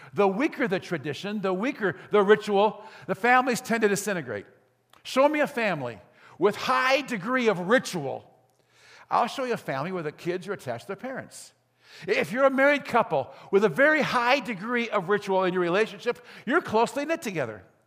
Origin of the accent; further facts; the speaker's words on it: Gary, Indiana, United States; I grew up in Gary, in Glen Park.